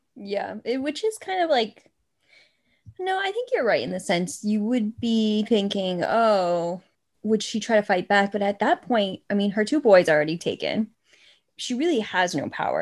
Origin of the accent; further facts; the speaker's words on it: Massachusetts, United States; we are from Massachusetts because we know how to pronounce Gloucester